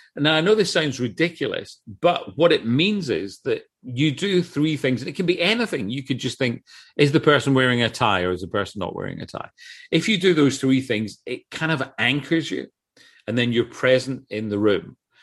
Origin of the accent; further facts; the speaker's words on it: Scotland, United Kingdom; I come from Scotland